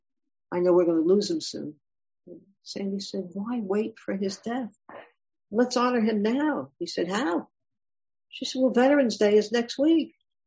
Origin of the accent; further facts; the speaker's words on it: Ashanti, Ghana; moved away; I'm from Ghana. And in Ghana, did you come from a big city, from Accra, or a big city, or from a little town? I came from a village. I'm Ashanti.